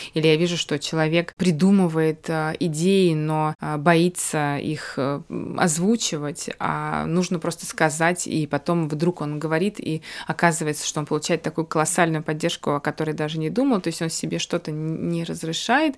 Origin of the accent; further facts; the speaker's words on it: Baku, Azerbaijan; moved away; хорошая знакомая в Баку, когда я приезжаю, это мой родной город